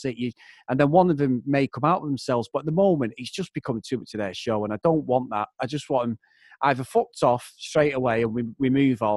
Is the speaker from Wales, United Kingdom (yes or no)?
no; Manchester, North West England, United Kingdom; we're all from Manchester